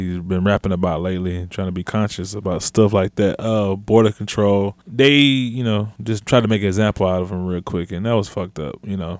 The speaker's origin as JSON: {"language": "English", "country": "Germany", "tie": "born there", "said": "I was born in Germany. I'm not German."}